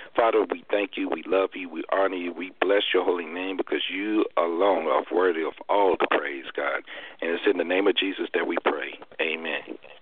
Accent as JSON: {"language": "English", "region": "Arkansas", "country": "United States", "tie": "born or raised there", "moved": "yes", "said": "I was back home in my hometown of Arkansas"}